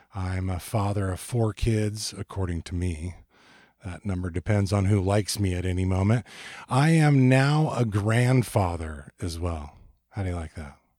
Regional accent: Ventura, California, United States; moved away; also born or lived in Portland; I moved from Portland back to my hometown of Ventura, California, in two thousand and four

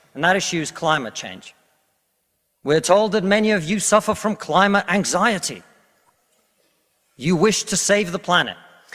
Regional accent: Russia; now in United Kingdom; I come from Russia

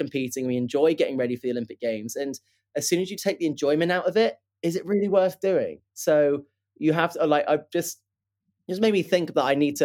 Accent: Plymouth, South West England, United Kingdom; I grew up in Plymouth, which is in southwest of the UK

